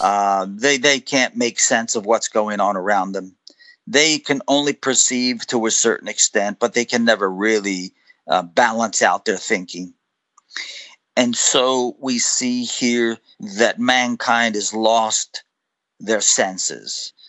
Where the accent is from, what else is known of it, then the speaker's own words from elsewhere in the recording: United States; I'm an American